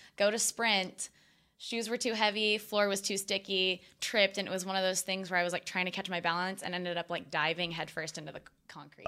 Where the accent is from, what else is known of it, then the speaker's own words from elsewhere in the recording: Austin, Texas, United States; moved away as an adult; also born or lived in Hawaii; grew up in Austin, but went to college in Hawaii